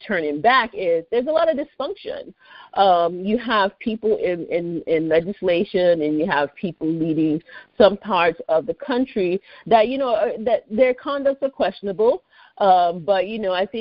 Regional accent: Lagos, Nigeria; also born or lived in Washington, D.C., United States; now in United States; I grew up in the capital called Lagos State

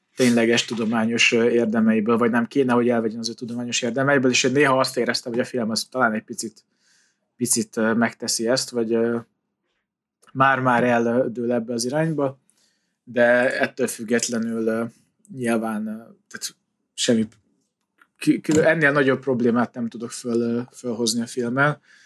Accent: Hungary

